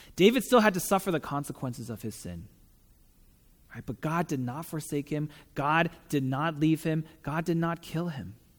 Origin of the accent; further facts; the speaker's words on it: Taiwan; moved away as an adult; also born or lived in San Diego; I'm from Taiwan, so I grew up there